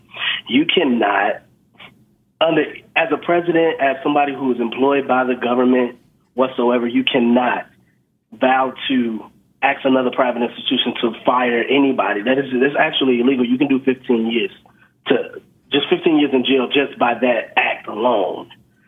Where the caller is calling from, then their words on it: Chicago, Illinois, United States; calling from Chicago, Illinois.